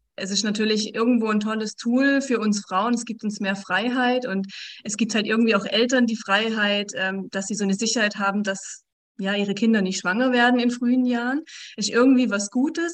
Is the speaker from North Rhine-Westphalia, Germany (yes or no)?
no; directly at the Swiss border, Baden-Württemberg, Germany; also born or lived in Switzerland; ich komme aus dem Süden von Deutschland noch, also direkt an der Schweizer Grenze